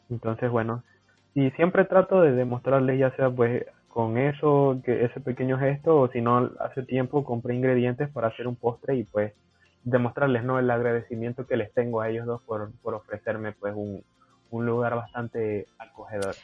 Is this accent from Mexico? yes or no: no; Chiriquí, Panama; moved away as an adult; now in Peru; Yo estoy en un centro regional que es en la provincia de Chiriquí, de donde, de donde yo soy.